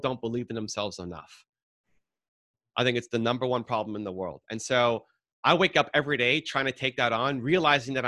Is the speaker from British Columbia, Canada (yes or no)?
no; Toronto, Ontario, Canada; I'm from Canada, Toronto. The Blue Jays, our baseball team, won back-to-back World Series when I was 12, 13